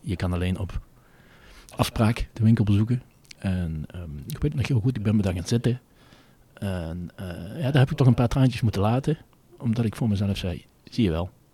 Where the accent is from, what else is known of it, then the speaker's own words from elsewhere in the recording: Venlo, Limburg, Netherlands; accent: soft g; ben geboren en getogen in het Venloze land. Dat kan men denk ik ook wel voor een deel aan mijn zachte gij horen